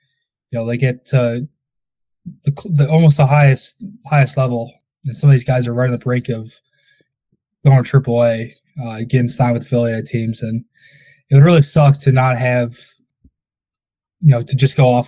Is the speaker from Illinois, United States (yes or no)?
yes; Crestwood, Illinois, United States; I grew up in Crestwood, so Windy City